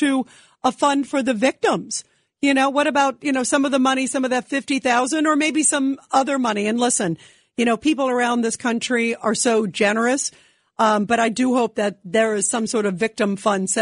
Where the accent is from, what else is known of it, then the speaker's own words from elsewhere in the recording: New York City, New York, United States; I was born in Brooklyn